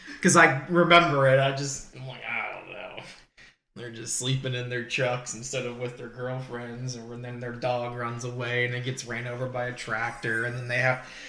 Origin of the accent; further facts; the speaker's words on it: Pennsylvania, United States; I'm from Pennsylvania